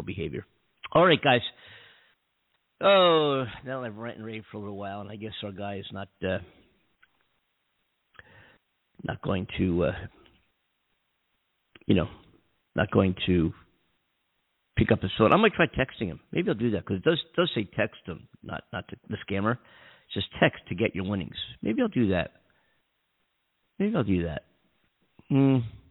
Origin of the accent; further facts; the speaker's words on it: Philadelphia, New York, East Coast, United States; moved away as an adult; now in Southern California, United States; me being an East Coast person myself. Born and raised in Philadelphia, New York, traveled up and down the East Coast my whole life